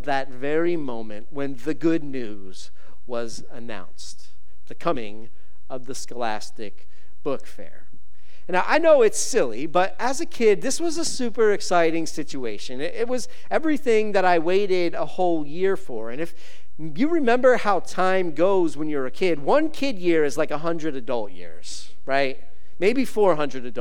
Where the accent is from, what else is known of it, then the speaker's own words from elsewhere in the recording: United States; American Christians